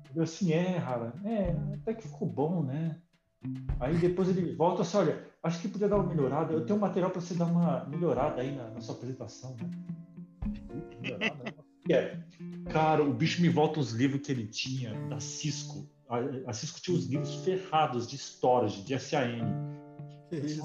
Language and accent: Portuguese; Brazil; eu nasci aqui, né? Eu sou brasileiro também